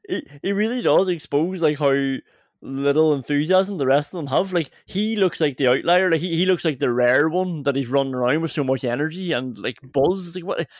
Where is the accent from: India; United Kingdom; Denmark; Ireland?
United Kingdom; England; as an English football fan